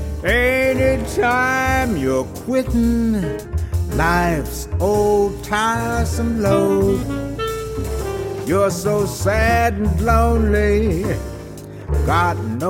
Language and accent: English; Los Angeles, California, United States; also born or lived in Cleveland, Ohio; I was born in Cleveland, Ohio, and my dad came to California, Southern California, L.A., in 1937. Well, he came in 36. My mother and I came in 37. And I grew up in Watts